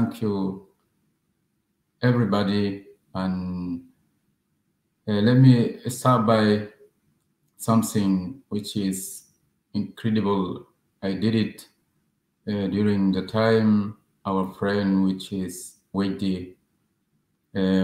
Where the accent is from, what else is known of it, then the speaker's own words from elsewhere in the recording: Sudan; now in Calais, France; I'm from Sudan. Right now, I live in Calais.